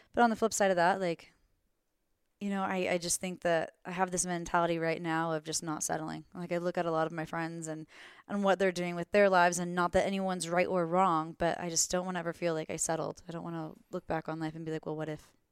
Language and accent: English; Florida, United States; moved away as an adult; now in Glenwood Springs, United States; I'm originally from Florida